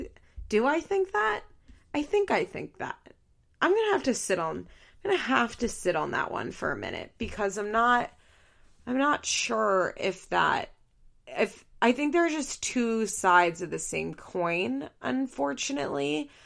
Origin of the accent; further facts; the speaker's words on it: California, United States; accent: Valley Girl; apparently the reason people think that I have blonde hair is because of my Valley Girl accent, which I think is funny.